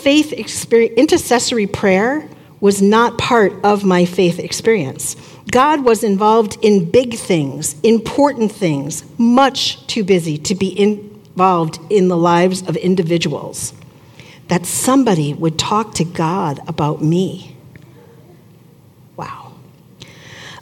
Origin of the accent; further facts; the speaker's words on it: Long Island, New York, United States; moved away as an adult; also born or lived in Syracuse, New York; now in Mankato, United States; I grew up on Long Island, about an hour outside of New York City